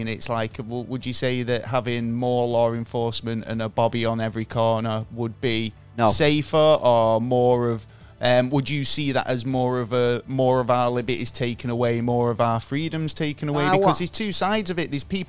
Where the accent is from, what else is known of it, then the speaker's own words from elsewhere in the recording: Manchester, North West England, United Kingdom; growing up in Manchester